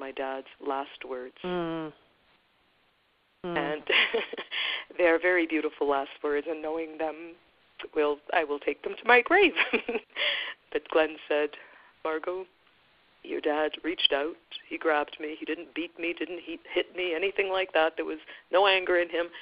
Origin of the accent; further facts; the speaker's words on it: Guyana; now in Canada; We are from Guyana, South America. We moved to Canada because we were seeking a better life